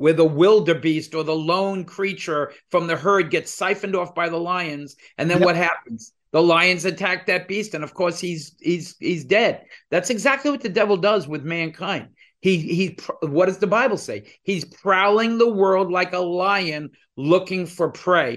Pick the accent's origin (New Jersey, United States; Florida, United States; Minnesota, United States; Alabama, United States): New Jersey, United States; also born or lived in New York; We're two guys from New Jersey